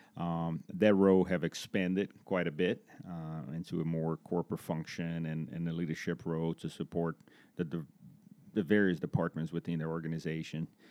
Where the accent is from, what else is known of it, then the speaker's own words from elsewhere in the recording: Brazil; moved away as an adult; also born or lived in Florida; now in Greensboro, United States; I'm originally from Brazil, um, from a small town in Brazil